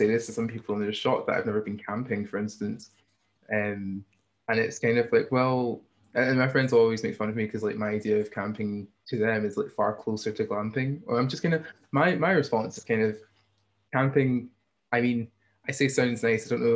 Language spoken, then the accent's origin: English; Hamilton, Scotland, United Kingdom; I also grew up in South Lanarkshire, but I grew up in Hamilton